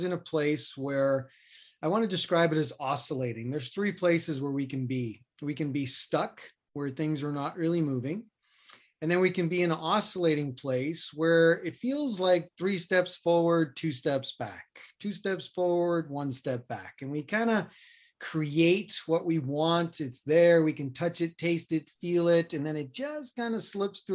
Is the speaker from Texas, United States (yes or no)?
no; New York City, New York, United States; moved away as an adult; also born or lived in Boulder, Colorado; I grew up in New York City in Queens